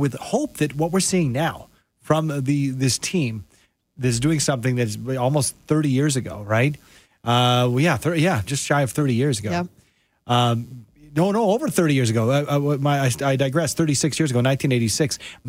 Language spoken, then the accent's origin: English; Canada; as a Canadian.